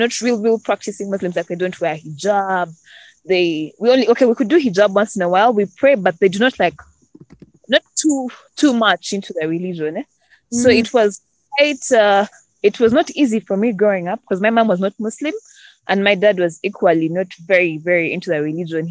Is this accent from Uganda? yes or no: yes; Uganda; I am from Uganda.